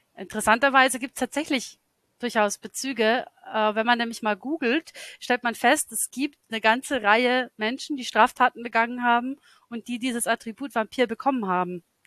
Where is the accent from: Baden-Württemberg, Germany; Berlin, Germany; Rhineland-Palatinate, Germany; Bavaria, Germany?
Bavaria, Germany; Lower; das ist meine Heimatstadt, in der ich aufgewachsen bin. Das ist ganz anders, weil das ist natürlich so ein niederbayerisches Provinzkaff und nicht London.